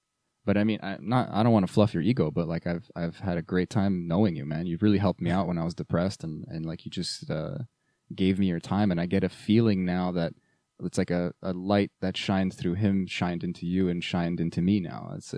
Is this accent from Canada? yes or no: yes; Canada; But being Canadian really